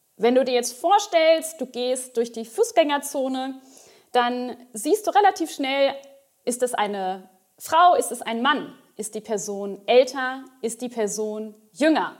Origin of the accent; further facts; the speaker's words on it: Ostwestfalen-Lippe, North Rhine-Westphalia, Germany; moved away as an adult; also born or lived in Bochum / Mainz; ich komme aus dem Norden von NRW, Ostwestfalen-Lippe, um genau zu sein